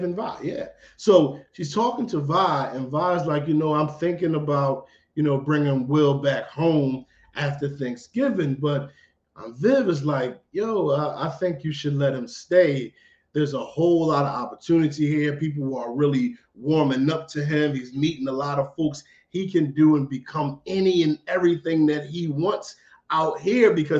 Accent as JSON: {"language": "English", "town": "Philadelphia", "region": "Pennsylvania", "country": "United States", "said": "I'm from Philly"}